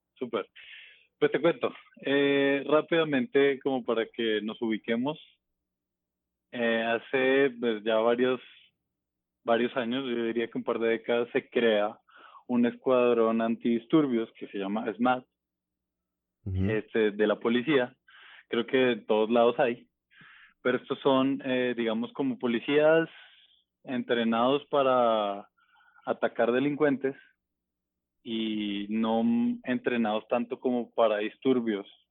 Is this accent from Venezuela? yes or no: no; Bogotá, Colombia; moved away as an adult; also born or lived in Buga, Valle del Cauca; now in Mexico; Yo nazco ahí y luego mis papás me llevan a Bogotá. Yo, digamos, crezco. Eh, como mi infancia y, y mi juventud o mi adolescencia realmente, está en Bogotá, crezco en Bogotá